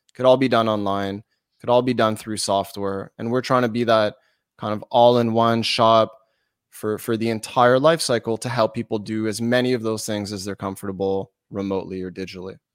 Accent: Montreal, Quebec, Canada; I'm from Montreal. we're Canadian

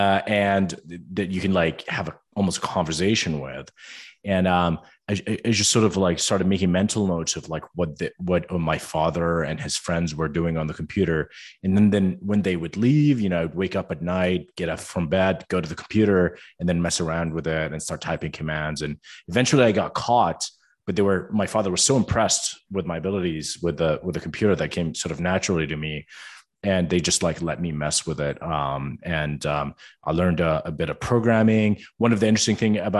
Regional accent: Amman, Amman Governorate, Jordan; moved away as an adult; now in United States; my brothers and I were born and raised in Amman, Jordan

